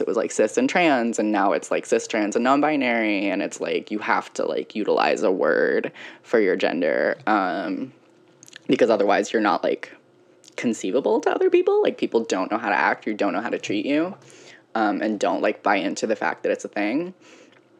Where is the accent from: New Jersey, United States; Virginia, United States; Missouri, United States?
Virginia, United States; moved away as an adult; also born or lived in Ohio; growing up in Virginia